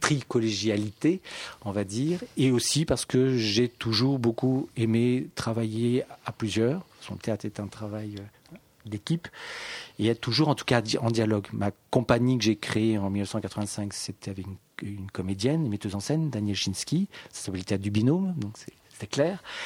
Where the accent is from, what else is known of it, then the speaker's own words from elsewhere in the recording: Paris, Île-de-France, France; also born or lived in Saint-Étienne; je suis parisien